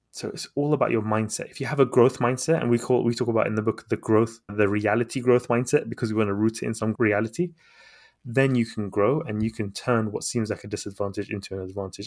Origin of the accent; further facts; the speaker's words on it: London, United Kingdom; also born or lived in Baghdad, Iraq; to the U K when I was a baby, and I grew up here in London.